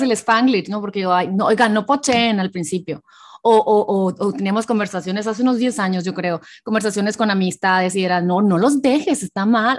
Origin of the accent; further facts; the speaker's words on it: Hermosillo, Sonora, Mexico; moved away as an adult; now in United States; yo nací en México, Hermosillo, Sonora